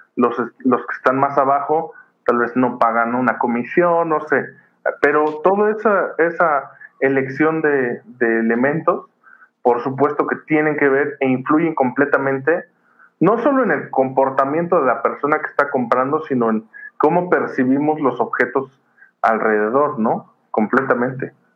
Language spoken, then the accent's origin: Spanish; Mexico; como mexicanos